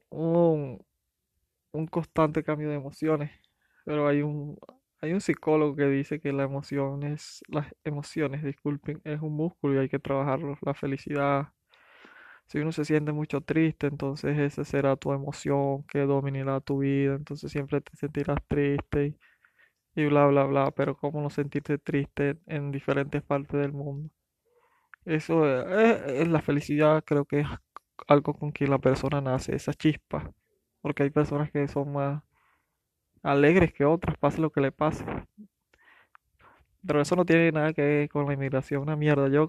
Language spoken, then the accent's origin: Spanish; Venezuela; pero es que estoy hablando de inmigración y soy venezolano, siempre me voy a Venezuela, a Venezuela